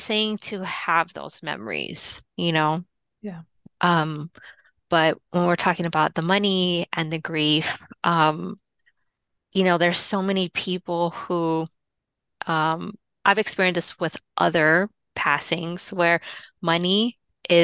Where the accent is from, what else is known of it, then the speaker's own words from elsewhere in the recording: Hawaii, United States; now in Los Angeles, United States; I'm from Hawaii, so I had a jump from here in LA. I flew back home to Hawaii